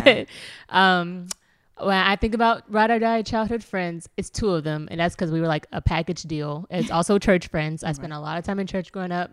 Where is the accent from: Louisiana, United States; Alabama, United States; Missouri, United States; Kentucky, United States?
Kentucky, United States; Louisville; I am from Louisville, Kentucky